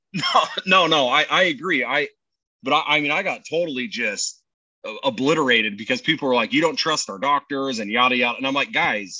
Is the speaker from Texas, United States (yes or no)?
no; Fruit Heights, Utah, United States; also born or lived in Farmington, Utah; we grew up in Farmington, Farmington and Fruit Heights